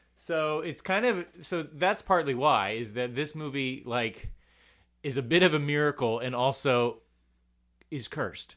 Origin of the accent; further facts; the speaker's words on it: United States; I'm an American boy